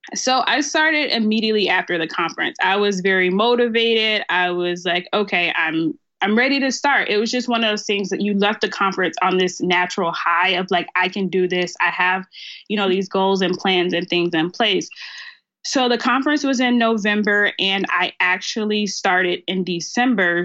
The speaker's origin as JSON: {"language": "English", "town": "Starkville", "region": "Mississippi", "country": "United States", "tie": "born or raised there", "also_born_or_lived": "Memphis, Tennessee / Texas", "moved": "as an adult", "lives_now": "Dallas, United States"}